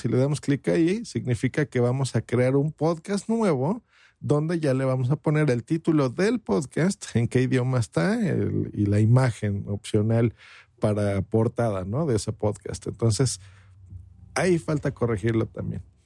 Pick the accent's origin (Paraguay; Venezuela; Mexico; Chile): Mexico; aquí en mi país, hablo por México